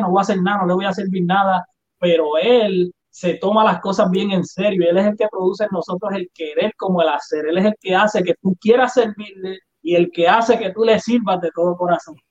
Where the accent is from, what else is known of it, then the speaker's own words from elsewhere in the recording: Puerto Rico; soy puertorriqueño